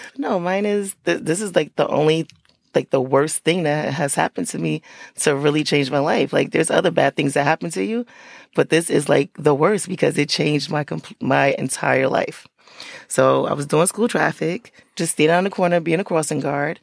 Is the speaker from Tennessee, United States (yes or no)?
no; Paterson, New Jersey, United States; I'm from Patterson. So I grew up, that's where I still live